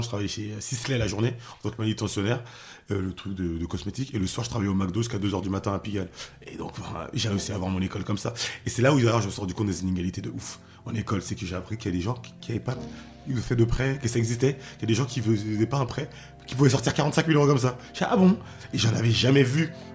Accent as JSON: {"language": "French", "area": "outer suburbs of Paris, near the edge of Picardy", "region": "Île-de-France", "country": "France", "tie": "born or raised there", "also_born_or_lived": "Haiti (ancestry)", "lives_now": "Pavillons-sous-Bois, France", "said": "j'ai grandi en banlieue, euh, banlieue lointaine, loin de Paris, enfin c'est la limite de la Picardie"}